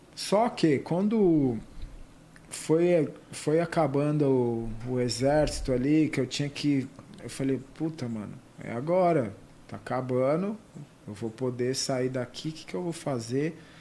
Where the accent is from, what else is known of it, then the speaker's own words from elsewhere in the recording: Ribeirão Preto, São Paulo, Brazil; eu nasci no interior, sou de Ribeirão Preto.